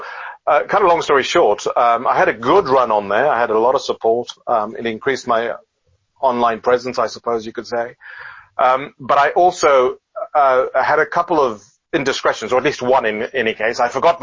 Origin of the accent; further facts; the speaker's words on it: United Kingdom; now in Adelaide, Australia; I don't know how to put this politely to British people, and I am British, by the way, but she'd come to the place where she found England a little cold and wet. So she decided she wanted to come back to Adelaide.